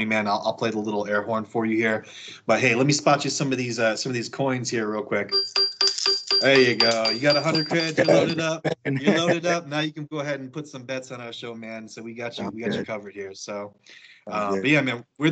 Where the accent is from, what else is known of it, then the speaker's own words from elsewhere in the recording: Elgin, Illinois, United States; moved away as an adult; also born or lived in Chicago / Alabama; now in Kansas, United States; I'm from the suburbs originally. Obviously, I'm from Elgin, but live in the city for about like 5-6 years